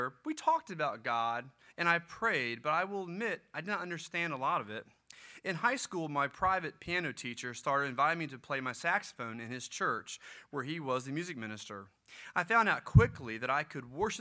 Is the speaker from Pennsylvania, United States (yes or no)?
no; Gloucester, Virginia, United States; I grew up in Gloucester, Virginia.